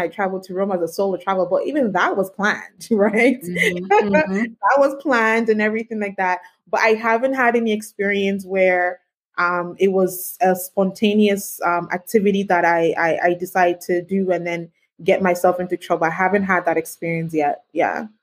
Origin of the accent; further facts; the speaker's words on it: Canada; also born or lived in Ghana; I was born in mm-hmm. Ghana, but I was raised in Canada